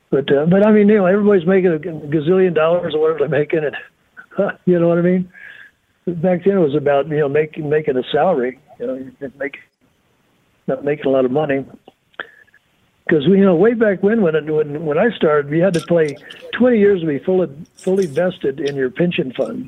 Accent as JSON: {"language": "English", "town": "North Miami", "region": "Florida", "country": "United States", "said": "I was from North Miami, so I was a pool boy in the summer."}